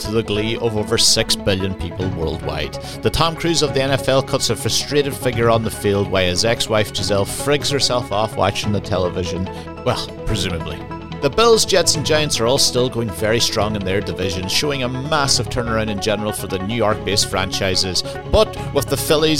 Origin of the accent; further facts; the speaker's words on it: Lifford, County Donegal, Ireland; moved away; also born or lived in Dunfanaghy / Edinburgh; I'm from Lifford